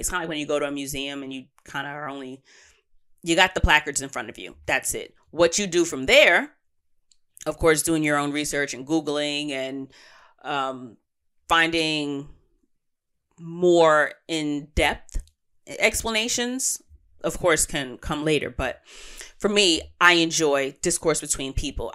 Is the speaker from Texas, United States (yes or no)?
no; New York City, New York, United States; native New Yorkers as, such as myself